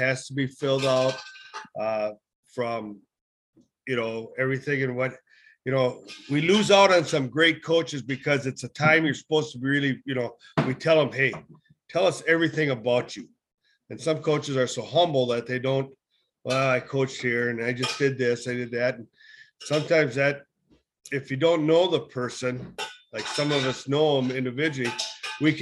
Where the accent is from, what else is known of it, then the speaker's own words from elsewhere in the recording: Southwest Wisconsin, United States; now in Northern Wisconsin, United States; I'm from the Southwest and now I'm up North